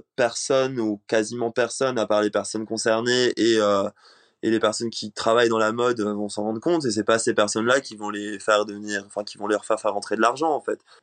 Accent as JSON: {"language": "French", "country": "Réunion", "tie": "born or raised there", "moved": "yes", "said": "J'ai grandi à La Réunion, donc euh, je viens d'une euh, île, les elle est loin, c'est une île française."}